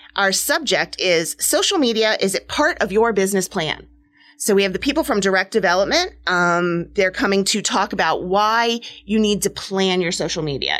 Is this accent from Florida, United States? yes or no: no; New Hampshire, United States; now in New Jersey, United States; I grew up in New Hampshire